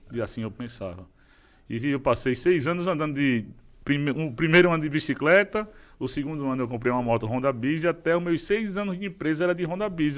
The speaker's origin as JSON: {"language": "Portuguese", "town": "Maceió", "region": "Alagoas", "country": "Brazil", "said": "sou lá de Maceió, Alagoas"}